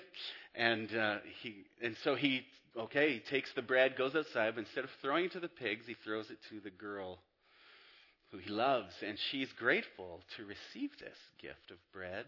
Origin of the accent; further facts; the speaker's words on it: Abbotsford, British Columbia, Canada; moved away as an adult; also born or lived in Whistler / Squamish / Florida; I grew up in Abbotsford, went to MEI